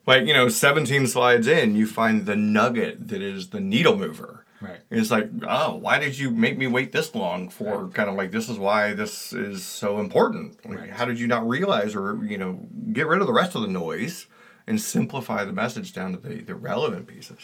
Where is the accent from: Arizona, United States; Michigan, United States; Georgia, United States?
Georgia, United States; I come from Georgia